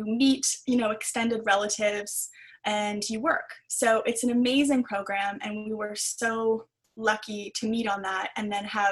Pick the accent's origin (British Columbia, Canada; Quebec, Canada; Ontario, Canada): Ontario, Canada; I'm from Ontario